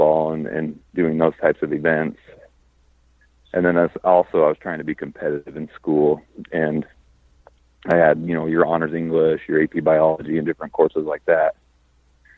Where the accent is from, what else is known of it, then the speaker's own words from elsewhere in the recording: Utah, United States; moved away as an adult; now in Las Vegas, United States; I live in Las Vegas. I grew up in Utah